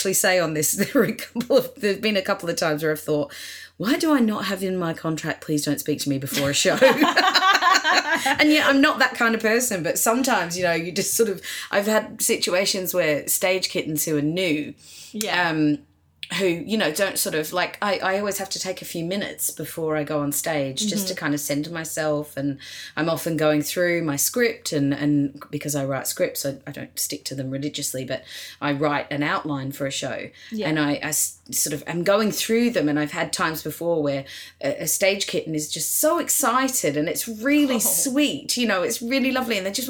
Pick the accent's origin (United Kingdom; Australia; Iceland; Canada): Australia; moved away as an adult; also born or lived in New York, United States; now in Los Angeles, United States; Yeah, I lived in Australia until I was 29, and then I moved to America. I went to live in New York and then